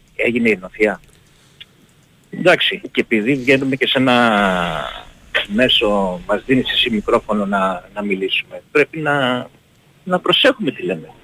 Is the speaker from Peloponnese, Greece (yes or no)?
yes; Pylos, Peloponnese, Greece; Εγώ είμαι από την Πύλο καταγωγή